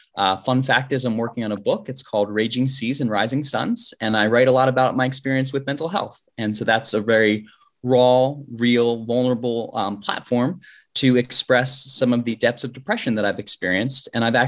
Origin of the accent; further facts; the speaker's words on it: Medford Lakes, New Jersey, United States; I'm a 2014 Koch Scholar. I grew up in Medford Lakes, New Jersey, and I now live in Medford, New Jersey, so just a stone's throw away.